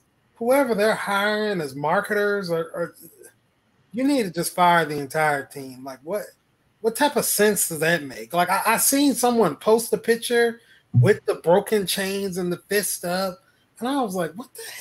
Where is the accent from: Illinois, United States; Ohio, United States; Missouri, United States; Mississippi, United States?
Mississippi, United States; now in Charlotte, United States; I'm from Mississippi